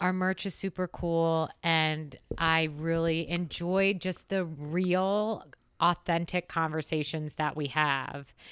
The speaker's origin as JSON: {"language": "English", "town": "West Chester", "region": "Pennsylvania", "country": "United States", "moved": "yes", "lives_now": "Phoenix, United States", "said": "I am originally from Westchester, Pennsylvania. That is on the eastern side of the state, so about thirty minutes west of Philadelphia"}